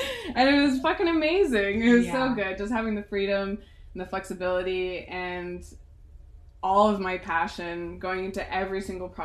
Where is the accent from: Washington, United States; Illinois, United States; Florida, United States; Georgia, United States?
Washington, United States; Seattle; moved away; also born or lived in Oregon / West Coast; I'm from Seattle